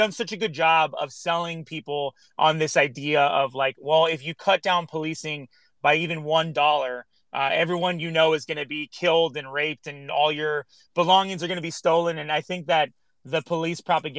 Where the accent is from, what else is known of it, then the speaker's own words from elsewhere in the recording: Los Angeles, California, United States; I grew up here in Los Angeles.